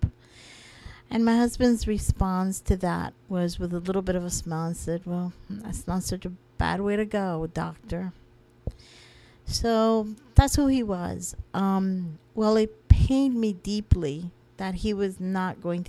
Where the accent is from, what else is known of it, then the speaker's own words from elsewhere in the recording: Florida, United States; I'm not even from Pennsylvania. I'm from Florida.